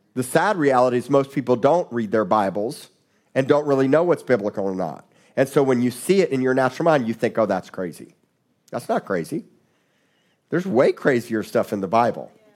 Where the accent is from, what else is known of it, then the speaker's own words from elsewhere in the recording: South Florida, United States; I grew up in South Florida